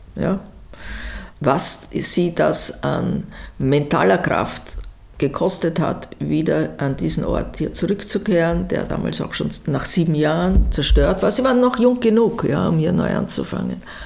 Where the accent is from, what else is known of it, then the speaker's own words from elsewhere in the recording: Vienna, Austria; ich bin eine Wienerin der dritten Generation